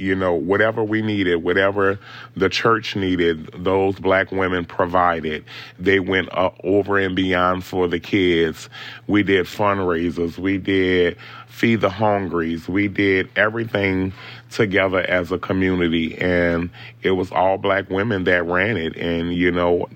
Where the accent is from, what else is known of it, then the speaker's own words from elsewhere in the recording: New Orleans, Louisiana, United States; growing up in New Orleans